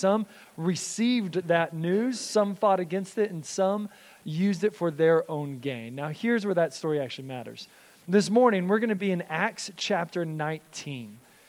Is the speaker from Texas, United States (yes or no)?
yes; Texas, United States; I was born and raised in Texas, and so it was just ingrained in me to be a Dallas Cowboys fan.